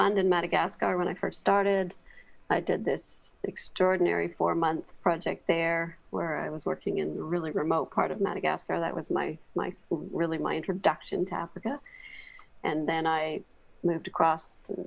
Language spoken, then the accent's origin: English; Ontario, Canada; moved away as an adult; also born or lived in Oakville, Ontario / Kingston, Ontario; now in Botswana; I grew up in Ontario, Canada, just outside of Toronto